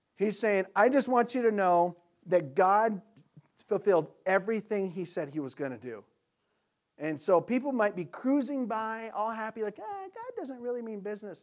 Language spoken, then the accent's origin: English; United States; we're American Christians